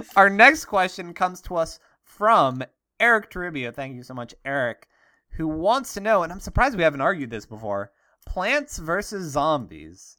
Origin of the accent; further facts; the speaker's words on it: Pittsburgh, Pennsylvania, United States; I'm from Pittsburgh, uh, steel, steel nation, Steeler nation